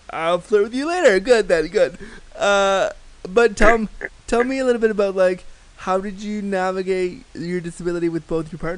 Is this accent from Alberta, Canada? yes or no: no; Toronto, Ontario, Canada